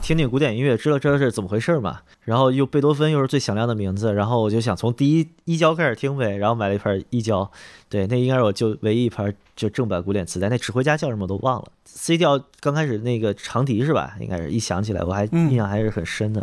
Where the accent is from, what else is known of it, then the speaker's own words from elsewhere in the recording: Beijing, China; 我是一线城市，真正内城长大的